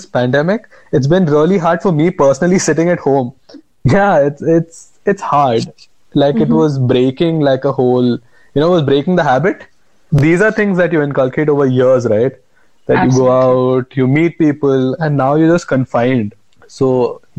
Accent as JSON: {"language": "English", "town": "Bangalore", "region": "Karnataka", "country": "India", "tie": "born or raised there", "also_born_or_lived": "Goa", "said": "I am from Bangalore, born in Goa, brought up in Bangalore, and my parents are from Bangalore"}